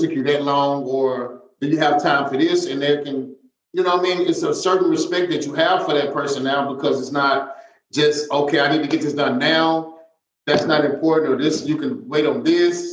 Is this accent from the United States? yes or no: yes; Mississippi, United States; moved away; I'm from Mississippi